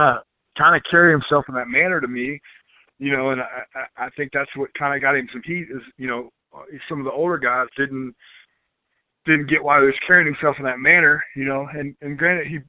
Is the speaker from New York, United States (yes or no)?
no; Memphis, Tennessee, United States; I grew up in Memphis, Tennessee